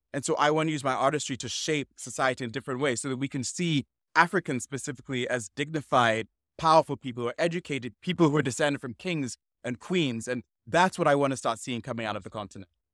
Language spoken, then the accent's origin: English; Sierra Leone; originally I'm from Sierra Leone.